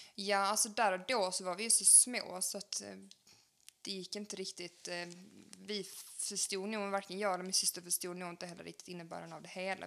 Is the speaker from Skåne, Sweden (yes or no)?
yes; Helsingborg, Skåne, Sweden; moved away as an adult; also born or lived in Ramlösa; now in Landskrona, Sweden; jag kommer från Helsingborg